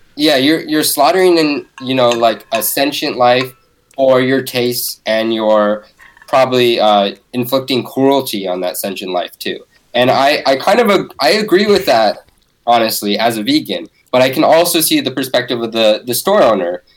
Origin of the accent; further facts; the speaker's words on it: Bay Area, California, United States; I grew up in the Bay Area